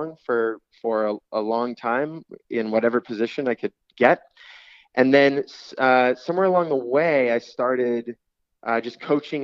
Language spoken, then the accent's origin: English; Oceano, California, United States; moved away as an adult; now in Los Angeles, United States; I grew up in Oceano, went to Arroyo Grande High School